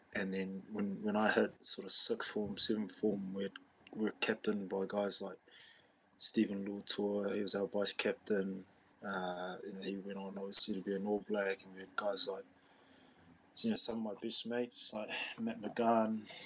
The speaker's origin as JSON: {"language": "English", "region": "Auckland", "country": "New Zealand", "tie": "born or raised there", "also_born_or_lived": "Tokoroa, Waikato, New Zealand", "said": "So I was born in a small town in South Waikato, Tokoroa or Tokoroa, and then I moved up to Auckland as a young fella. I went to Mount Albert Grammar School as a kid."}